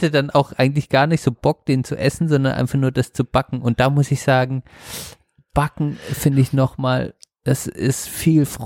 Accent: Black Forest, Baden-Württemberg, Germany; born or raised there

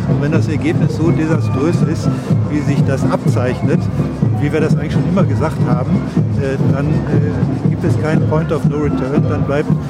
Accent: Stuttgart, Baden-Württemberg, Germany; Weil ich als Stuttgarterin mein Stuttgart liebe und weil

